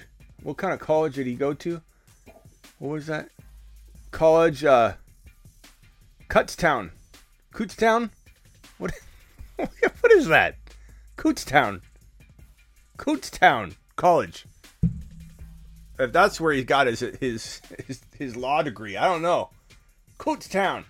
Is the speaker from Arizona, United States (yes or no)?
yes; Arizona, United States; I'm born and raised in Arizona